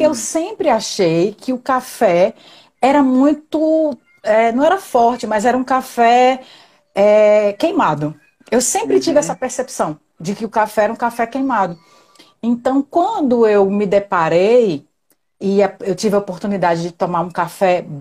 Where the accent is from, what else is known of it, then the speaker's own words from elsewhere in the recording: Pernambuco, Brazil; now in Natal, Brazil; Eu sou quem... pernambucana